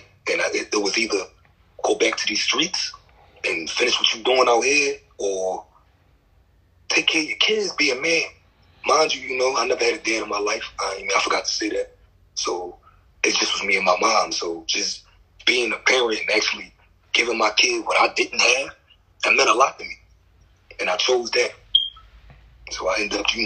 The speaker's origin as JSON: {"language": "English", "town": "Philadelphia", "region": "Pennsylvania", "country": "United States", "tie": "born or raised there", "said": "I'm from West Philly, but I was, raised up North Philly"}